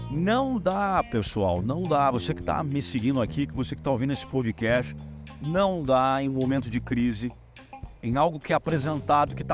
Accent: Brazil; Eu sou brasileiro, não necessariamente eu preciso compactuar com que 90% dos brasileiros fazem.

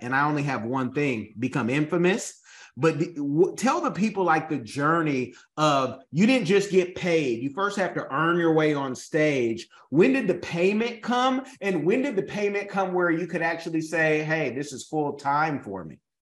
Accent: Oakland, California, United States; where I'm from Oakland

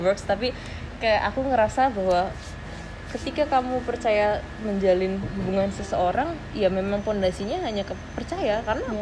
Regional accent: Indonesia; aku dari Indonesia

